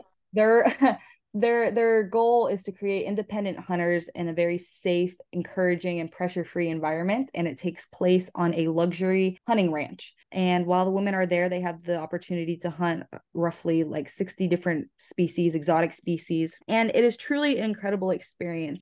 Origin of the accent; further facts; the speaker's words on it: Florida, United States; I am twenty-two years old and I'm from Florida.